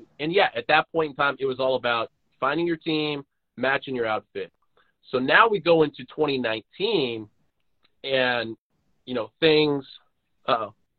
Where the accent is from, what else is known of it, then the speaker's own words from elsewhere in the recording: Oakland, California, United States; moved away; when I was born in Oakland, leaving Oakland, came back to Oakland